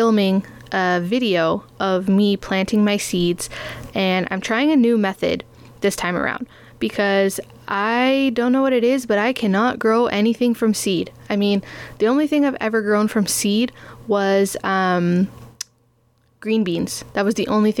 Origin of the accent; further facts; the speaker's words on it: Toronto, Ontario, Canada; also born or lived in Guelph; I grew up in Toronto, still live in Toronto with my parents